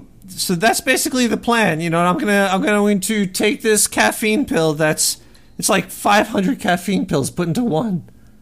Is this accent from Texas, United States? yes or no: no; Brooklyn, New York, United States; Whoa, I'm from Brooklyn, New York.